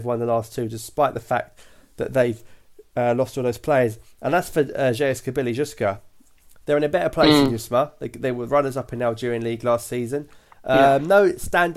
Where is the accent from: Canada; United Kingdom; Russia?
United Kingdom; accent: British; I am got a British voice